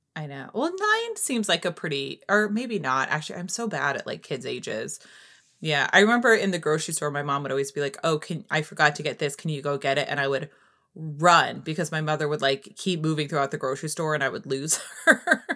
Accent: New Hampshire, United States; I grew up in New Hampshire

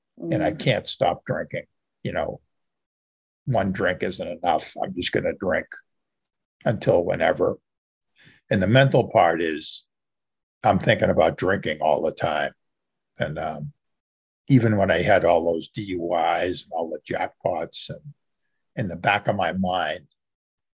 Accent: outside Boston, Massachusetts, United States; I grew up right outside Boston, the Boston area. And I've lived here most of my life.

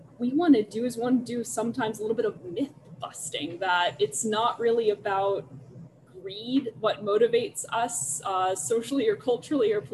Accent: Chicago, Illinois, United States; accent: hard Chicago A; moved away as an adult; now in Los Angeles, United States; I also came from Chicago before that, so my accent migrates. You will probably hear that as we go on. I do have that hard Chicago A that comes in there

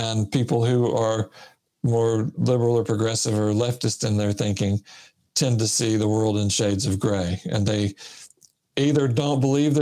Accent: Sylacauga, Alabama, United States; moved away as an adult; also born or lived in Michigan; I was raised in Sylacauga, Alabama.

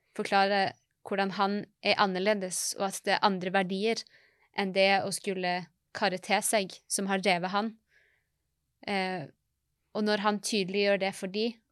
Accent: Norway

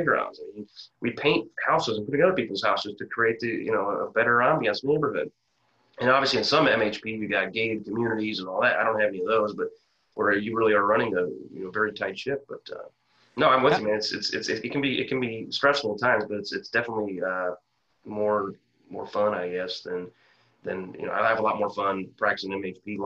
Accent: Quincy, Illinois, United States; moved away as an adult; I grew up in Quincy, Illinois

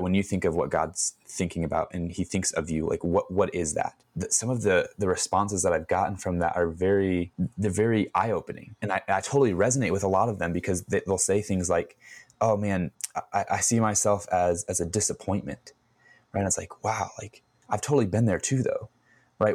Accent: Chicago, Illinois, United States; I was born and raised in Chicago

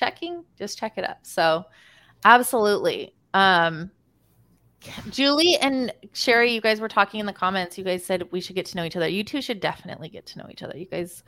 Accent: Texas and Utah, United States; born and raised in Texas and Utah

